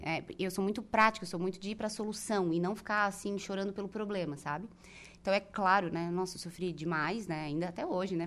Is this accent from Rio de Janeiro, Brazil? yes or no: no; Araranguá, Santa Catarina, Brazil; now in Florianópolis, Brazil; tive minha infância muito feliz aqui em Aranaguá, na rua